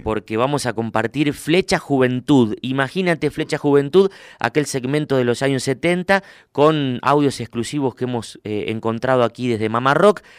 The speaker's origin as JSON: {"language": "Spanish", "town": "Huinca Renancó", "region": "Córdoba", "country": "Argentina", "tie": "born or raised there", "moved": "yes", "said": "Me crié, me crié, eh, con ellos ahí en Barrio Norte de Huinca"}